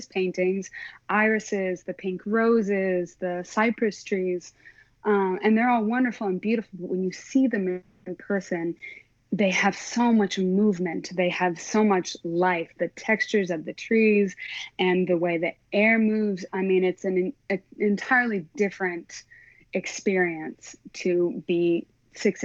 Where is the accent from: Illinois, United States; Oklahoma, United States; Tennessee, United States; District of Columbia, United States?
Oklahoma, United States; I am from Oklahoma. Yeah, born and raised. I lived in a suburb of Oklahoma City